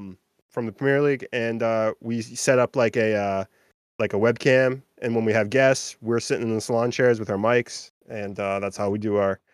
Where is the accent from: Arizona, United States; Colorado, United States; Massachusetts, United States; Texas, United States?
Massachusetts, United States; Beverly; I'm from Beverly, Mass